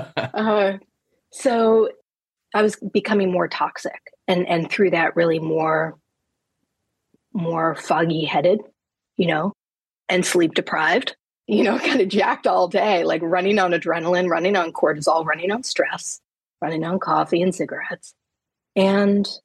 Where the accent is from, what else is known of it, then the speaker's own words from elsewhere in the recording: New York, United States; moved away as an adult; now in Vermont, United States; I'm a New Yorker originally